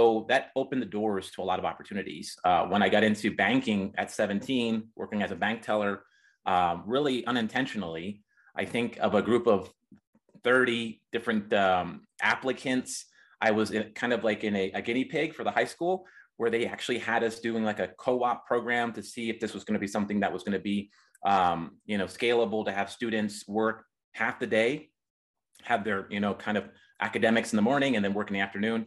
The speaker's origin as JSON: {"language": "English", "town": "Reading", "region": "Pennsylvania", "country": "United States", "tie": "born or raised there", "moved": "as an adult", "lives_now": "Colorado, United States", "said": "I'm originally from Pennsylvania, Reading, Pennsylvania, the Reading Railroad and Monopoly Board, that's where I was born"}